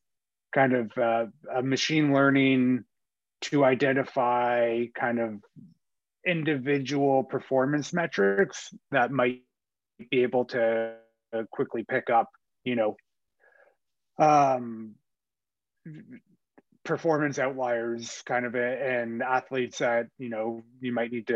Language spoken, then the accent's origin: English; Ottawa, Ontario, Canada; moved away as an adult; also born or lived in Winnipeg; I grew up in Ottawa